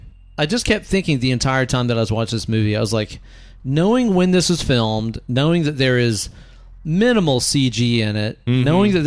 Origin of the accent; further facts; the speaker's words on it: Netherlands; I'm from Holland.